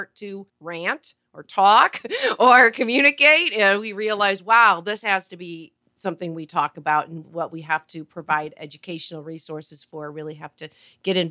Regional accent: United States; Patrice and I are both from the United States

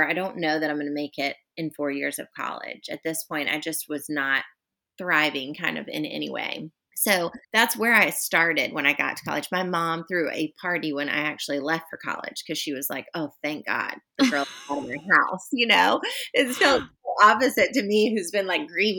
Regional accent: Charlotte, North Carolina, United States; moved away as an adult; now in Charleston, United States; I'm actually originally from Charlotte, close to where you are, and grew up there

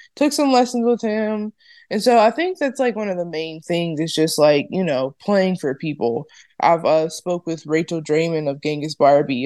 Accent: Ohio, United States; moved away as an adult; also born or lived in New Jersey / New York; I'm from Ohio

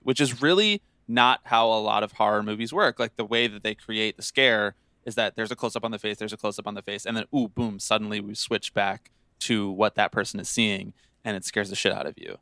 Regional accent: Bucks County, Pennsylvania, United States; I'm from Bucks County, Pennsylvania

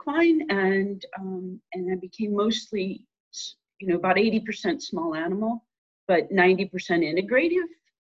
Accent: Nebraska, United States; moved away as an adult; also born or lived in Iowa / Utah / Montana; now in Colorado, United States; I grew up in Nebraska and I went to vet school at Iowa State

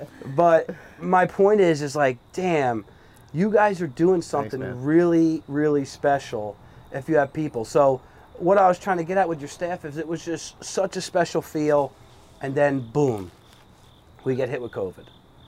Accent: Brick, New Jersey, United States; moved away as an adult; now in Point Pleasant, United States; I grew up in Brick. I moved here 15 years ago, and I just fell in love with the town.

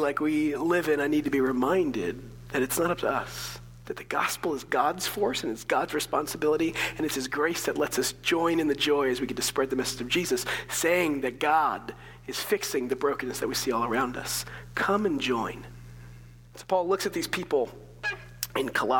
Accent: United States; as Americans

